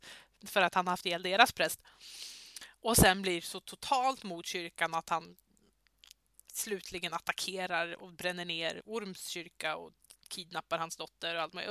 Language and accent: Swedish; Södermanland, Sweden; moved away; Jag är ju inte ursprungli ursprungligen här nerifrån utan jag är ju eh, uppifrån Sörmland